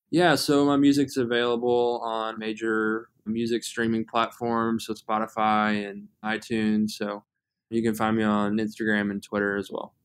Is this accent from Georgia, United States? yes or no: yes; Atlanta, Georgia, United States; moved away as an adult; now in Louisville, United States; I'm originally from the Atlanta area.